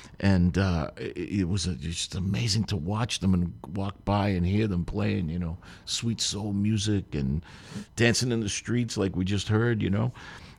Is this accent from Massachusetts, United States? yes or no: yes; Boston, Massachusetts, United States; in the 60s, where I grew up in East Boston